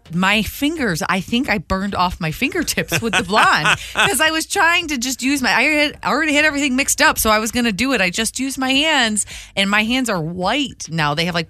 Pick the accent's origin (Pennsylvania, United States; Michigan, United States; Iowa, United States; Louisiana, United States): Michigan, United States; moved away as an adult; whether it's here or it's in my home state of Michigan